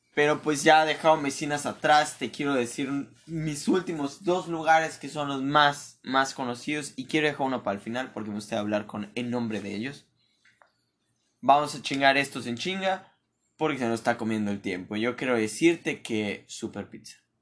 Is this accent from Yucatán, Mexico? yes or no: yes; Mérida, Yucatán, Mexico; yo te digo como ser de aquí